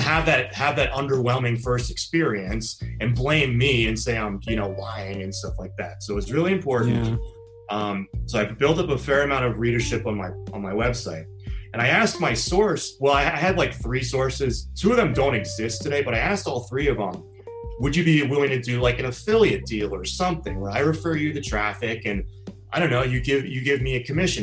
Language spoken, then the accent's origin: English; Washington, District of Columbia, United States; moved away as an adult; also born or lived in Los Angeles / Florida / San Diego; I'm from Washington, D.C., so I'm from the East Coast.